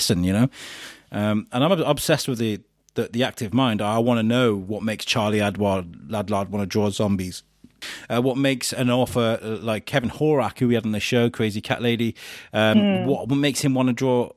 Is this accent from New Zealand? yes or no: no; Wrexham, Wales, United Kingdom; also born or lived in Shropshire / Telford; now in Shrewsbury, United Kingdom; I grew up in Wrexham.